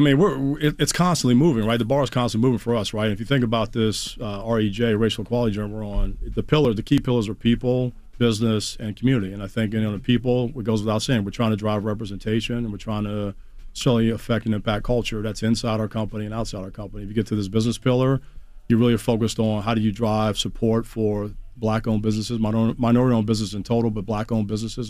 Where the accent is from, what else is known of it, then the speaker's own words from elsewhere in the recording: Washington, District of Columbia, United States; i grew up in the Chocolate City, man. So I'm a DC boy